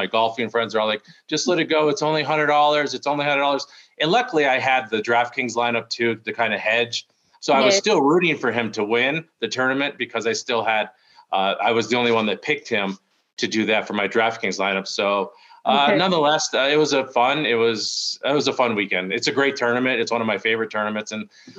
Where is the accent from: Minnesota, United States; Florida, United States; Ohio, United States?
Ohio, United States; moved away as an adult; now in Colorado Springs, United States; that's what brought us to Colorado Springs, because I grew up in Ohio